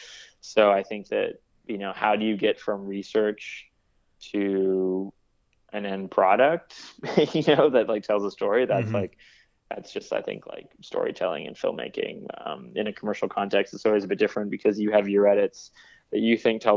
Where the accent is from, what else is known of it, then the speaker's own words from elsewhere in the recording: Vancouver, British Columbia, Canada; also born or lived in Toronto; now in Brooklyn, United States; I grew up in Vancouver. That was pretty chill. You know, I went to Toronto. That was pretty chill. Now I live in Brooklyn.